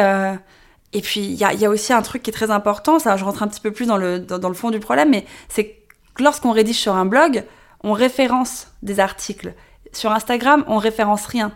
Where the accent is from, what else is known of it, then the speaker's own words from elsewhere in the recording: Paris, Île-de-France, France; je suis née, j'ai grandi à Paris